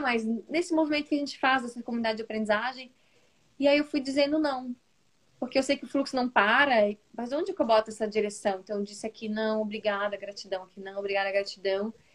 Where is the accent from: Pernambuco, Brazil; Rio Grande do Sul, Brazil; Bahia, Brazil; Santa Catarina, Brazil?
Santa Catarina, Brazil; Florianópolis; Eu sou aqui de Santa Catarina, de Florianópolis